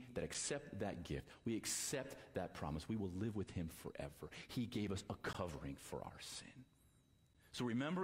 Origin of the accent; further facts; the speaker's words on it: United States; I'm an American